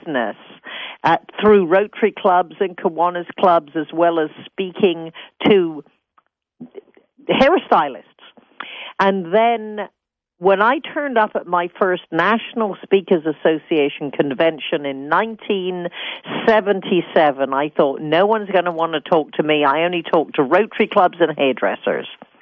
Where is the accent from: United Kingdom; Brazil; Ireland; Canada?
United Kingdom; England; moved away as an adult; also born or lived in San Francisco, United States; now in United States; I'm British. Born in a small town in England, became a hairstylist at the age 15, came to America at 20